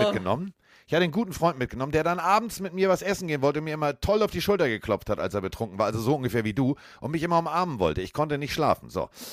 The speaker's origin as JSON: {"language": "German", "region": "Hamburg", "country": "Germany", "said": "ich bin aus Hamburg"}